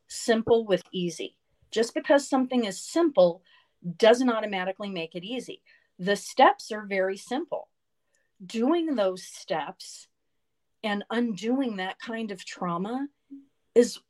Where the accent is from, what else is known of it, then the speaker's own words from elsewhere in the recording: Atlanta, Georgia, United States; I grew up in Atlanta during a time of great change